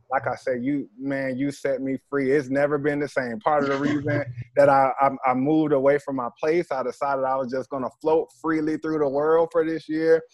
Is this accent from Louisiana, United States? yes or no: no; Jacksonville, Florida, United States; I'm originally from Jacksonville